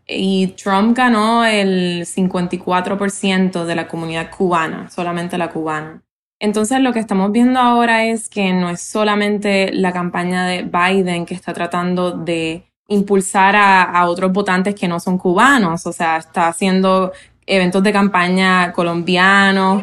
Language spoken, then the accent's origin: Spanish; Puerto Rico; now in Florida, United States; ni siquiera votamos por presidente si vives en Puerto Rico